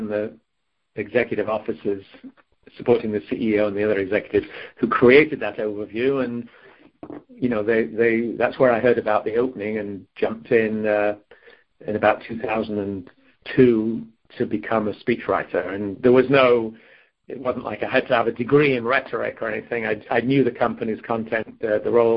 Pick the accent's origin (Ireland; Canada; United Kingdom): United Kingdom; Crewe, North West England; moved away as an adult; now in California, United States; I was born and raised in England in the British Midlands, or maybe slightly north of there in a town called Crewe in Cheshire